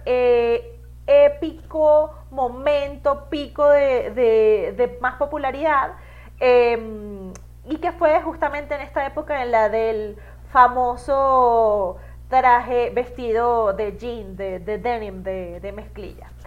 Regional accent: Venezuela; moved away; como venezolana

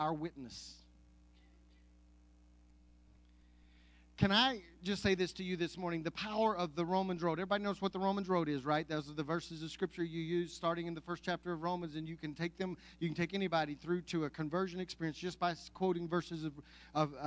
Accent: Anadarko, Oklahoma, United States; I grew up in Anadarko, Oklahoma, and attended church in Apache, Oklahoma

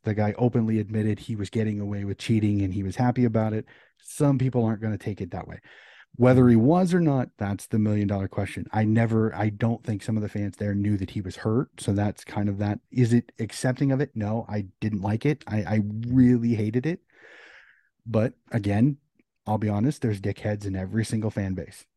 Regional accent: United States; As an American

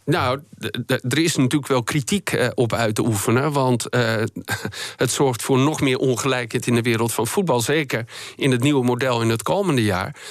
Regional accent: Netherlands; wij als Nederlanders

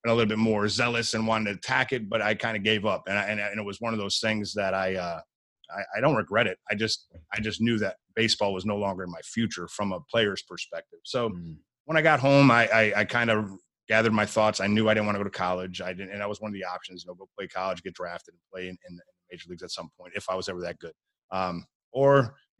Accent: Buffalo, New York, United States; I was born and raised in Buffalo, New York, middle class, low middle class family

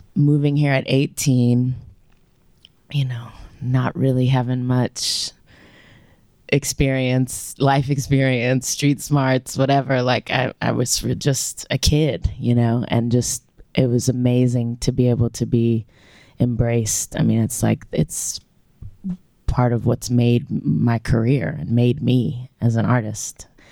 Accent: Louisiana, United States; moved away as an adult; now in Memphis, United States; growing up in Louisiana

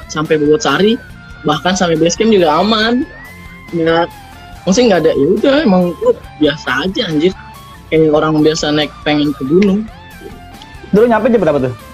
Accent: Jakarta, Indonesia; nah pas di base camp akhirnya gue bilang saya dari Jakarta pak udah jauh-jauh masa saya nggak naik sampai sini

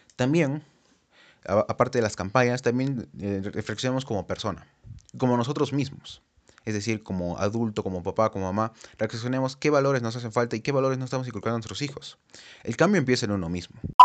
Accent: Peru; como sociedad peruana

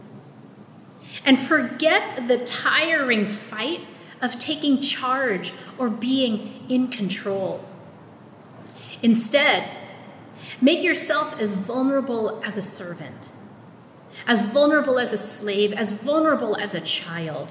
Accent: Philippines; first language Tagalog; English is a second language; my Filipino-ness, my Tagalog is my first language-ness

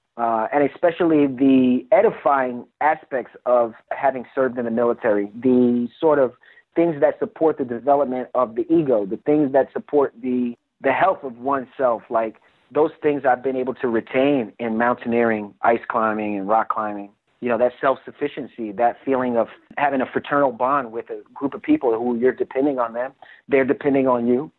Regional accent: New York City, New York, United States; moved away as an adult; also born or lived in Coney Island; Before I served in the military, I grew up in Brooklyn

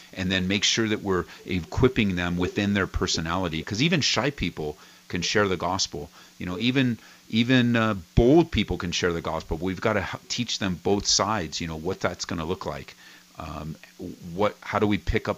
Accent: Cudahy, California, United States; I grew up in Cudahy

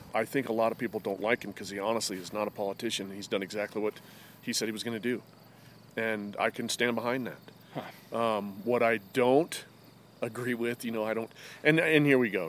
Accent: Lander, Wyoming, United States; from Lander.

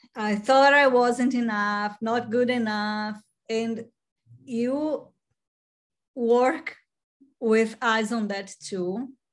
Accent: Brazil; moved away; I'm from Brazil

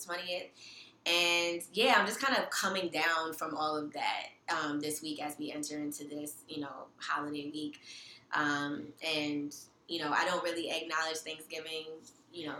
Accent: New York City, New York, United States; also born or lived in Brooklyn; I'm born and raised in New York, born and raised in Queens specifically

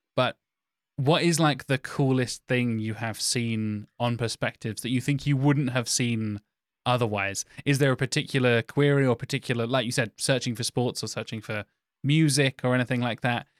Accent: United Kingdom; Me as a British white guy

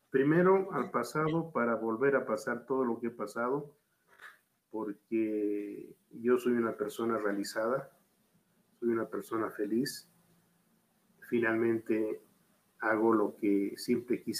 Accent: Bolivia; born there; Y yo soy boliviano de nacimiento. Y, ya cuando me tocó volver a mi país, eh, lo valoré. Eh, pude comparar y me quedo en Bolivia.

